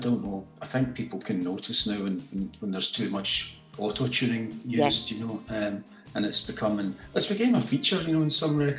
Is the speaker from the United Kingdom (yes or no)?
yes; Glasgow, Scotland, United Kingdom; I mean, I'm obviously, you know, I'm Scottish, I'm from